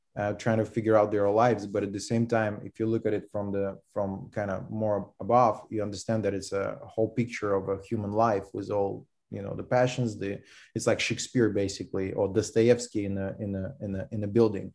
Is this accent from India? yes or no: no; Russia; English is a second language; moved away as an adult